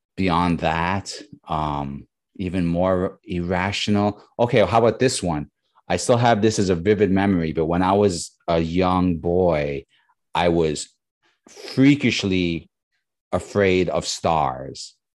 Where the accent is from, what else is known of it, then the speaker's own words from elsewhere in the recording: New York, United States; now in Bay Area, United States; I grew up in New York